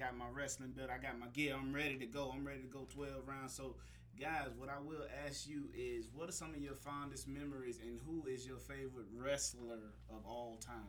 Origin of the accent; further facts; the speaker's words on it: Atlanta, Georgia, United States; I'm from Atlanta, you know. Atlanta molds you